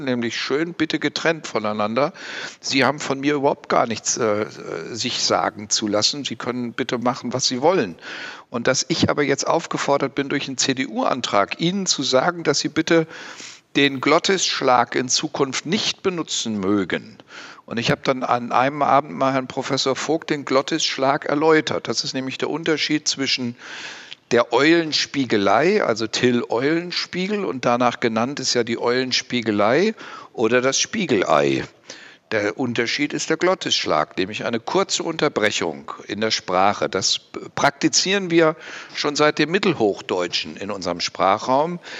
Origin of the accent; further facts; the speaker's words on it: West Germany, Germany; moved away as an adult; now in Thuringia, Germany; Ich bin eben Westdeutscher und westdeutsch sozialisiert